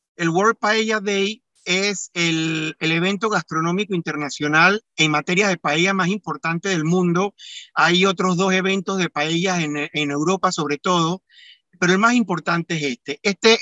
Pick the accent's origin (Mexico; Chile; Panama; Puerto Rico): Panama; mis padres nacieron en Panamá, mis hermanos, mis tíos, mis primas, mis primos todos nacimos en Panamá, ya somos segunda generación de panameños